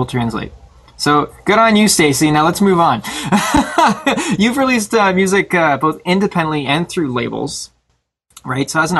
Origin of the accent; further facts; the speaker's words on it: Toronto, Ontario, Canada; We're just from the Toronto area